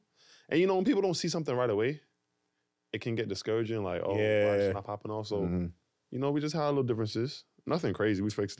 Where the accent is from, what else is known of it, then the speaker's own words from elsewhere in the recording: New York City, New York, United States; I'm from Brooklyn.